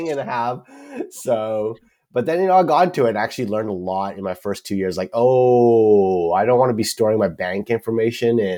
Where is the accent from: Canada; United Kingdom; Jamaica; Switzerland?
Canada; Vancouver, British Columbia; moved away as an adult; now in Seattle, United States; Vancouver, British Columbia, Canada.